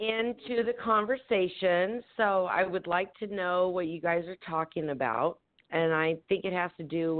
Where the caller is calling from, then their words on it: Temecula, California, United States; I'm calling from Temecula, California.